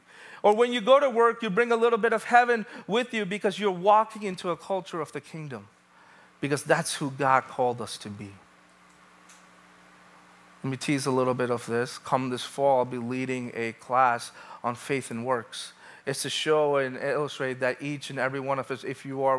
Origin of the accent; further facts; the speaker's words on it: New York City, New York, United States; born and raised in New York, Brooklyn